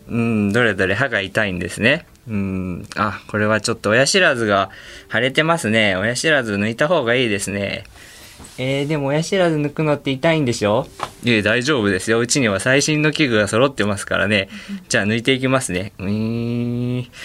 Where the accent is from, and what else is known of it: Tsuyama, Okayama, Japan; born or raised there